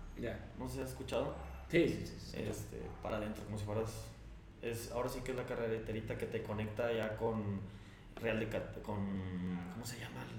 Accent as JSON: {"language": "Spanish", "town": "Monclova", "region": "Coahuila", "country": "Mexico", "moved": "yes", "lives_now": "Saltillo, Mexico", "said": "llegué a Saltillo aquí en el 91. Soy de Monclova, Coahuila."}